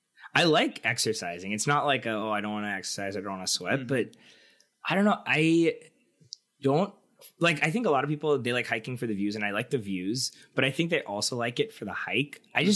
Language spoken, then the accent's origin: English; Richmond, Virginia, United States; also born or lived in Seattle; now in New York, United States; I'm from Richmond and growing up there